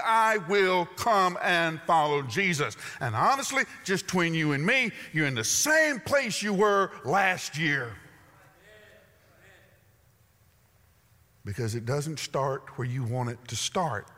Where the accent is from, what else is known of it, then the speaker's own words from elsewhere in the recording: the South, United States; I'm from the South.